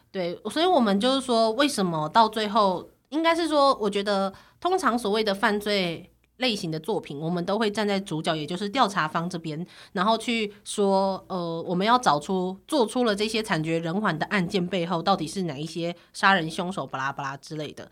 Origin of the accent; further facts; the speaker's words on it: Taiwan; 从小在台湾长大的我